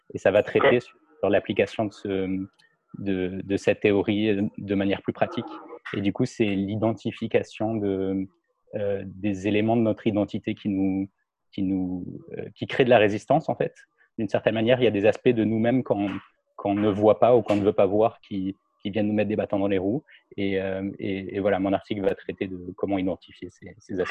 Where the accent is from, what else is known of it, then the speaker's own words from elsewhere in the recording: France; moved away as an adult; now in Montreal, Canada; je suis français, ça fait deux ans que, je vis maintenant à Montréal